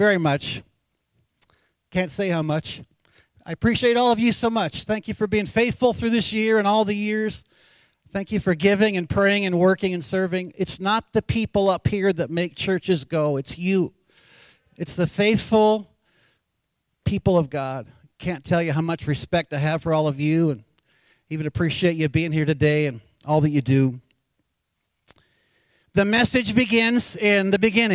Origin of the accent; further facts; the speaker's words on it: Anchorage, Alaska, United States; Born and raised in Anchorage, Alaska.